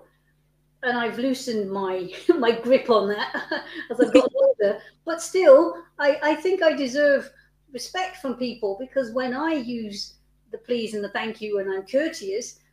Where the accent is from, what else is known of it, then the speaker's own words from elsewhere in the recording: United Kingdom; I'm British